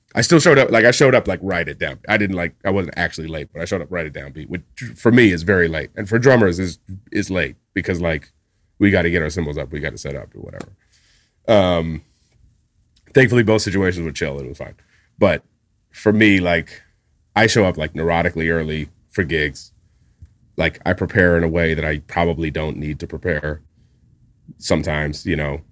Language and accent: English; Winnipeg, Manitoba, Canada; moved away as an adult; now in New York, United States; Part of it's being from a place like Winnipeg.